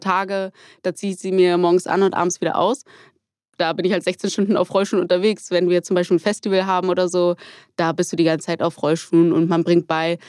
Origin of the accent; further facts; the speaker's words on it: Hamburg, Germany; ich komme aus Hamburg